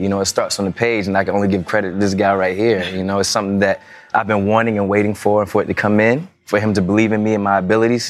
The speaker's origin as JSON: {"language": "English", "region": "Tidewater area of Virginia", "country": "United States", "moved": "yes", "said": "I'm from the Tidewater area of Virginia."}